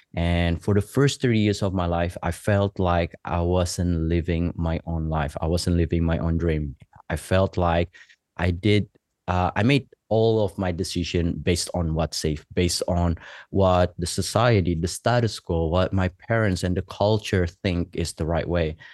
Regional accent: West Java, Indonesia; moved away as an adult; also born or lived in Los Angeles / Australia / Canada; now in Bali, Indonesia; I was born in West Java in, um, in the island there and, um, in, in the Java Island. And then during middle school, I spent a little bit of time, couple of years in Los Angeles. I came back to Indonesia for high school

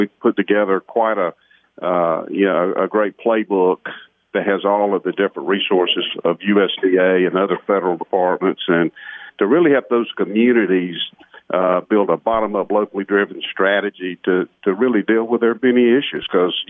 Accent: Georgia, United States; I'm from Georgia.

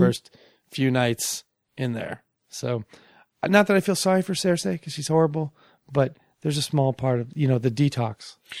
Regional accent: Bellevue, Washington, United States; also born or lived in Seattle / Redmond; I was born in Bellevue. I grew up in Bellevue.

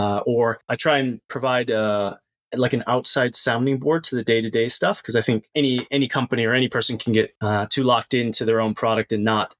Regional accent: United States; also born or lived in Japan; So I'm American. I grew up in the US

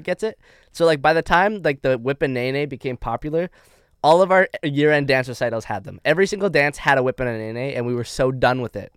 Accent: Canada; accent: Canadian; moved away as an adult; now in United States; my Canadian accent

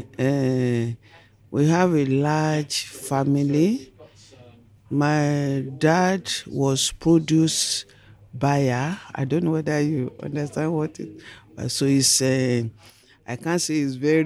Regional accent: Nigeria; I come from Nigeria

